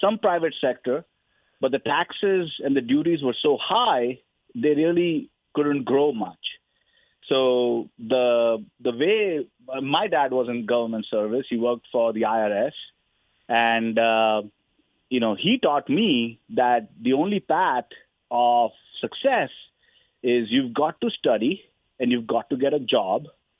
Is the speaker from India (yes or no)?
yes; India; now in United States; I grew up in the 80s and the 90s. India was not a very capitalistic country. It was pretty socialist.